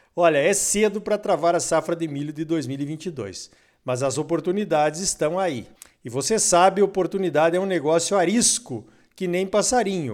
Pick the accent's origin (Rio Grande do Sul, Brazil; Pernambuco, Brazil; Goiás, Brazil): Rio Grande do Sul, Brazil; moved away; lá na terra onde eu nasci, o Rio Grande Amado